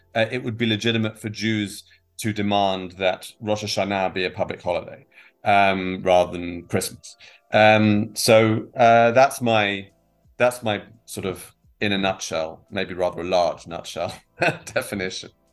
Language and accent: English; England, United Kingdom; moved away as an adult; now in Israel; I'm uh, originally from the from the UK, from England, as people can probably tell from my accent. Uh, I've been here for about 16 years.